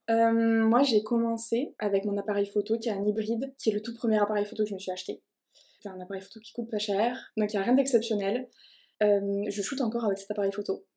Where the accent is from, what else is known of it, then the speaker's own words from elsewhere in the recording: Toulouse, Occitania, France; je suis originaire de Toulouse